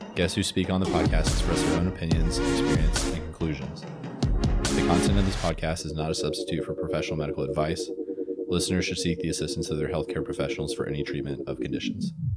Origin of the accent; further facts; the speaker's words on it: Jackson, Tennessee, United States; moved away as an adult; now in Memphis, United States; I'm from Jackson, Tennessee originally.